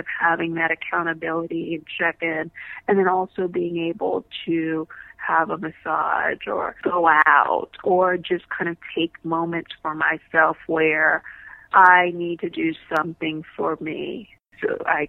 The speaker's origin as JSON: {"language": "English", "town": "New Orleans", "region": "Louisiana", "country": "United States", "said": "I remember telling the therapist, we came from New Orleans."}